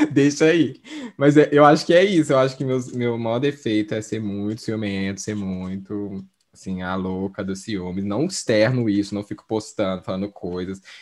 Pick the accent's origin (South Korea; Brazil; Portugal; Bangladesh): South Korea; Portuguese is a second language; Dá pra, não sei se dá pra entender, porque eu sou coreano.